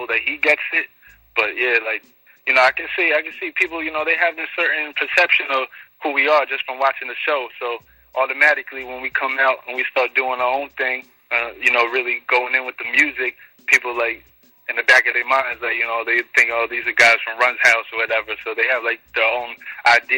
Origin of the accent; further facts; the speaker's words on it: New York City, New York, United States; I was born and raised in Queens, so I'm a Queens native